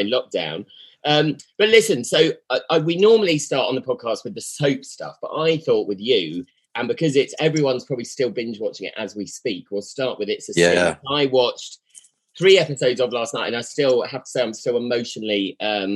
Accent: Sussex, South East England, United Kingdom; I come from Sussex

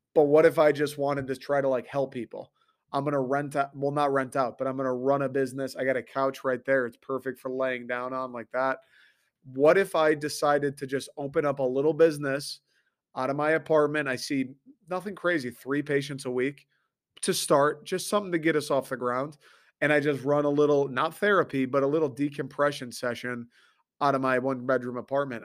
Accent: Detroit, Michigan, United States; It's the Detroiter, yo. Motor City, Mitten State

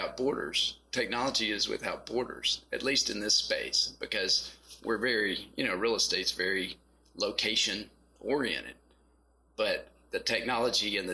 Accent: Western Kentucky, United States; moved away as an adult; also born or lived in Texas; now in Nashville, United States; I grew up in Western Kentucky

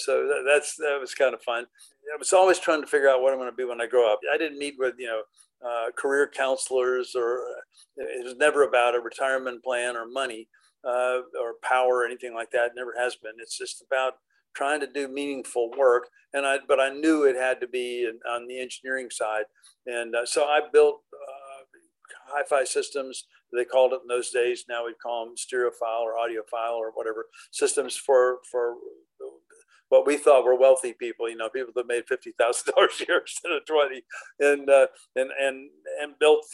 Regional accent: Miami, Florida, United States; also born or lived in Raleigh, North Carolina; hometown, Miami.

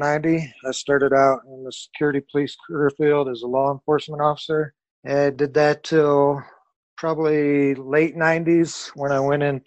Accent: San Antonio, Texas, United States; also born or lived in Austin; Originally born in Austin, Texas, grew up in San Antonio, and was also a military brat.

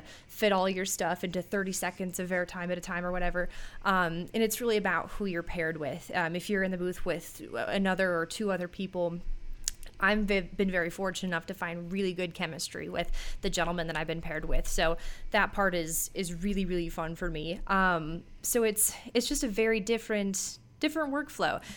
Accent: Minneapolis, Minnesota, United States; born or raised there

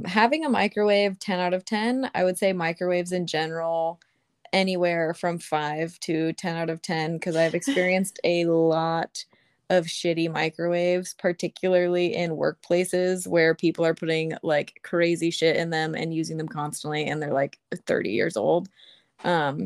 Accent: Santa Rosa, California, United States; now in Vallejo, United States; Santa Rosa, my hometown where my family lives

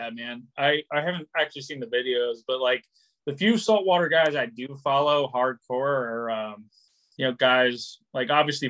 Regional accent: Cincinnati, Ohio, United States; now in Rhode Island, United States; I'm from Cincinnati, so I grew up like bass fishing

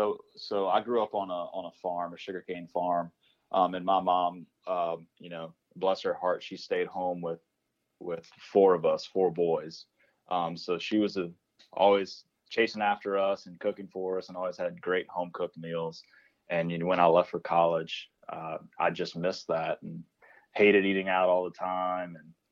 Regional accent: New Iberia, Louisiana, United States; No. So I'm from New Iberia, which is pretty far south.

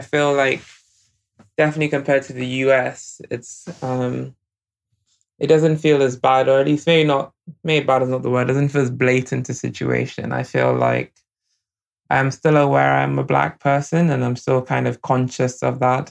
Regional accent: Nigeria; now in United Kingdom; I grew up in Nigeria

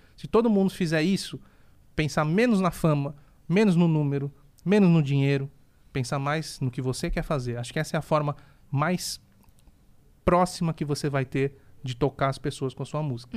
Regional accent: Santos, São Paulo, Brazil; sou natural de Santos

